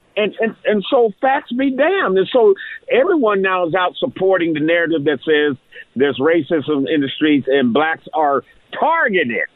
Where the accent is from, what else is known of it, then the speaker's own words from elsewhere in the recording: Columbus, Ohio, United States; growing up in Columbus, Ohio